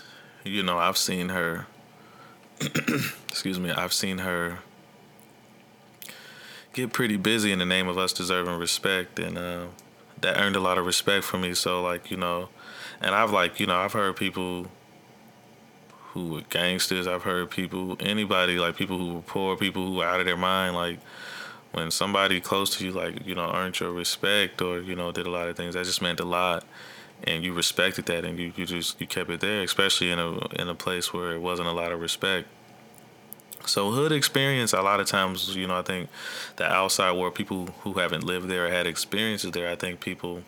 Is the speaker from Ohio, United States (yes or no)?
yes; Dayton, Ohio, United States; also born or lived in South Carolina; when I moved from South Carolina to back to Dayton, Ohio, we had been like all over the country a little bit from military, and my parents got divorced, and then still went a different couple other states, and then came back to Dayton.